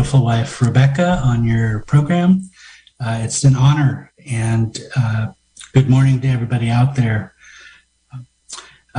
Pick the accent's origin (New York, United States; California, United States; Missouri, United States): California, United States; Susanville; I was born and raised in Susanville on the Susanville Indian Rancheria